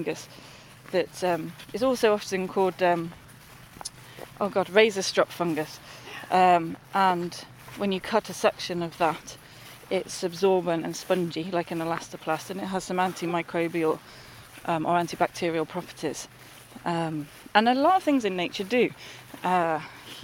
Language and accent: English; London, United Kingdom; moved away; I grew up in the North London, sort of Hertfordshire and Essex borders where they all kind of meet, and in a urban environment.